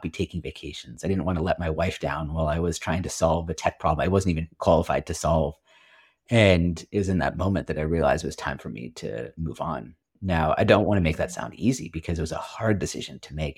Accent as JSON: {"language": "English", "area": "Silicon Valley Bay Area", "region": "California", "country": "United States", "tie": "born or raised there", "also_born_or_lived": "Washington, D.C.", "moved": "as an adult", "said": "I grew up in the Silicon Valley Bay Area, United States"}